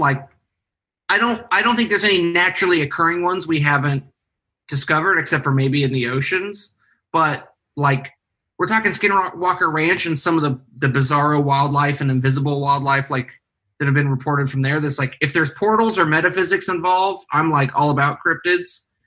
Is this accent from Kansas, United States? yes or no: yes; Northwest Kansas, United States; I'm from Northwest Kansas